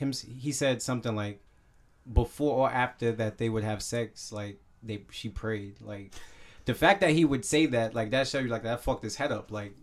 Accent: Jamaica; I'm Jamaican and I understand Rasta and Ja and everything.

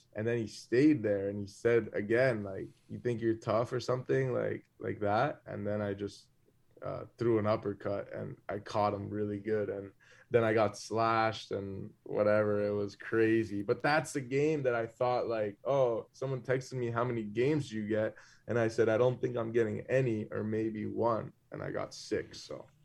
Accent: South Florida, United States; when I was growing up in Florida

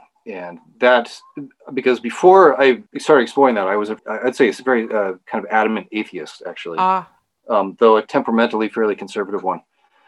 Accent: Sacramento, California, United States; I was raised in Sacramento, California. So raised in a very blue city in a very blue state, and obviously in an urban environment. And I was raised in a secular house

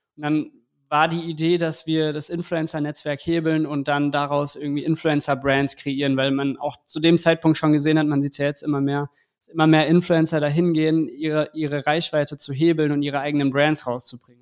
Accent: Eschborn, Hesse, Germany; ich bin aus Eschborn

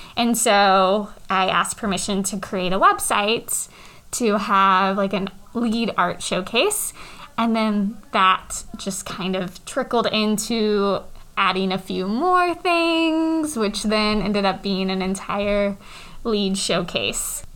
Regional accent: North Kansas City, Missouri, United States; I grew up in the North Kansas City School District

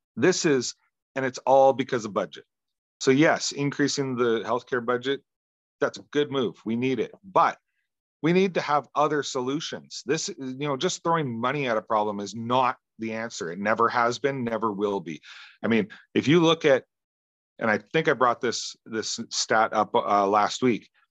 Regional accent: Western Canada, Canada; Where I grew up is actually on one of the busiest freeways in Western Canada

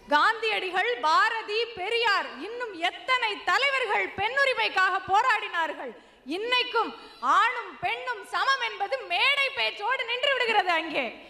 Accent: Madurai, Tamil Nadu, India; first language Tamil; moved away as an adult; now in United States; கோயில் நகரமான மதுரை நகரிலே பிறந்த எனக்கு

